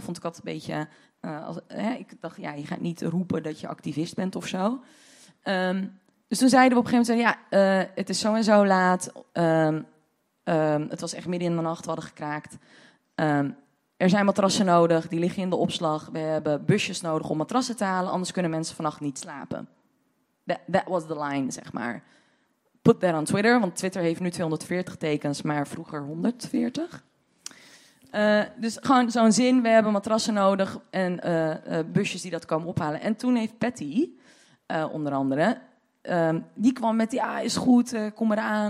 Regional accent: Deventer, Overijssel, Netherlands; now in Amsterdam, Netherlands; Ik kom uit Deventer oorspronkelijk

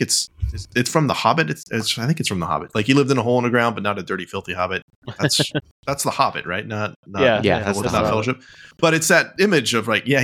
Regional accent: United States; I'm an American

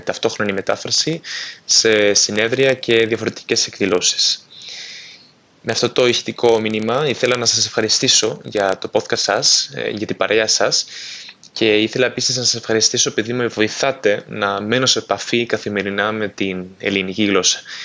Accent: Spain; Greek is a second language; από την Ισπανία, είμαι 24 χρονών και εργάζομαι στην πατρίδα μου ως διαρμενέας

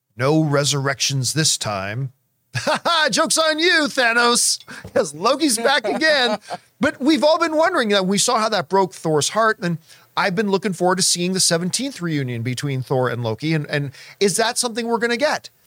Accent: Canada; growing up in Canadian winters

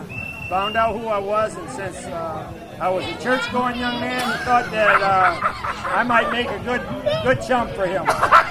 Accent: Upper Peninsula, Michigan, United States; I was born in the Upper Peninsula at that time in 1940, but I grew up coming up to the picnics back in the 50s

